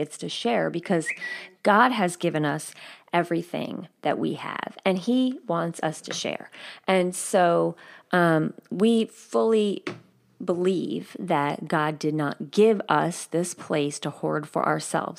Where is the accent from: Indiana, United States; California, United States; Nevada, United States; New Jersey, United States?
New Jersey, United States; outside of New York City, in; moved away; where I grew up outside of New York City, And in New Jersey